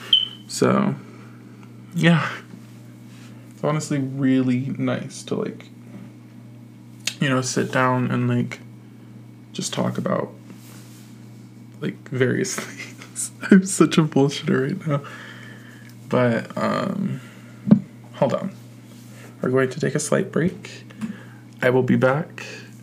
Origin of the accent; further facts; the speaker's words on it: Virginia Beach, Virginia, United States; moved away; I'm from Virginia Beach originally.